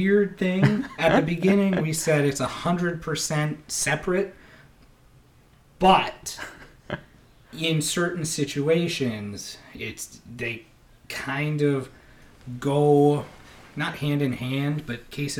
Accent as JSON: {"language": "English", "town": "Tillsonburg", "region": "Ontario", "country": "Canada", "lives_now": "Niagara region, Canada", "said": "I guess, I came from Tilsonburg"}